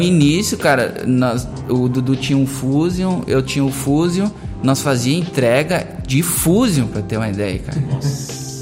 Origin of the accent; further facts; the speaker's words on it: Teutônia, Rio Grande do Sul, Brazil; eu sou lá de Teutônia, né? nasci em Teutônia